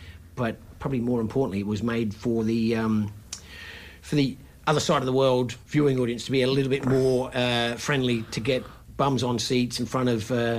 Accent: Australia; being Australian

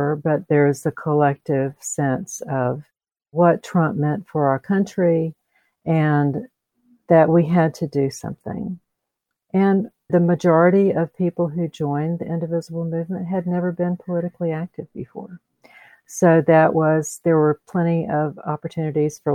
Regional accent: Columbus, Georgia, United States; also born or lived in metro Atlanta; So I am a native Georgian, which is these days a little unusual in the metro Atlanta area. I grew up in Columbus.

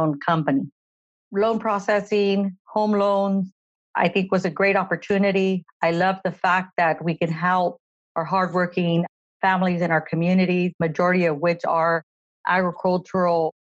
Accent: Madera, California, United States; I'm born and raised in Madera, California

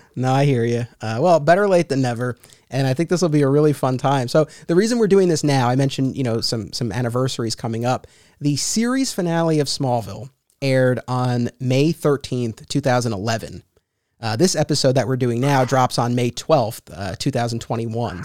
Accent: Hartsdale, New York, United States; I grew up in Hartsdale, and that's where I was still living at the time

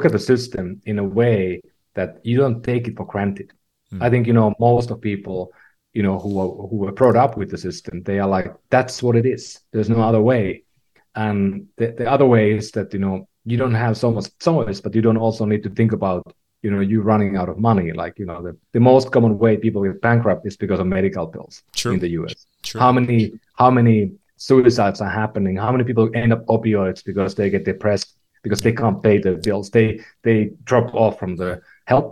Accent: Finland; moved away as an adult; also born or lived in California; now in San Francisco, United States; I was born in Finland, lived in a lot of places, but, you know, moved to California about 15 years ago

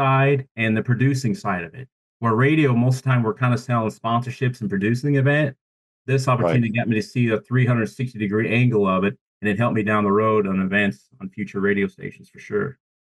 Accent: Columbus, Nebraska, United States; now in Tulsa, United States; I'm born and raised in a town called Columbus, Nebraska.

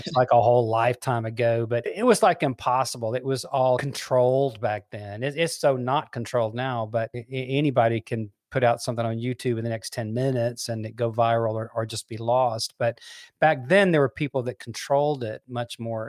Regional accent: Memphis, Tennessee, United States; we grew up in Memphis, Tennessee

